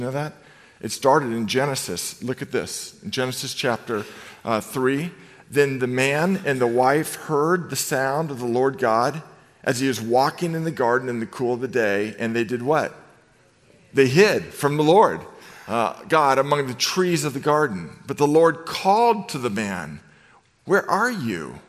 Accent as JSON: {"language": "English", "town": "Novato", "region": "California", "country": "United States", "tie": "born or raised there", "said": "I grew up in Novato, California"}